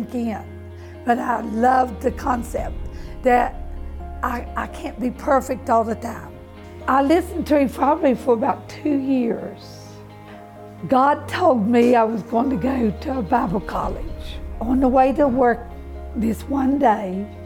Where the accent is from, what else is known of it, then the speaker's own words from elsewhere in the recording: West Virginia, United States; moved away; I'm from West Virginia. Okay, West Virginia is country people all together and a community. You're born there.